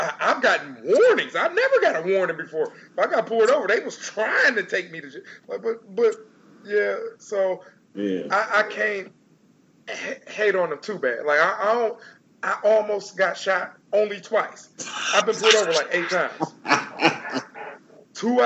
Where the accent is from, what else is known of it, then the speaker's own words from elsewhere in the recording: Detroit, Michigan, United States; I'm from Detroit. I'm from the east side. I'm from the hood. I live in the hills now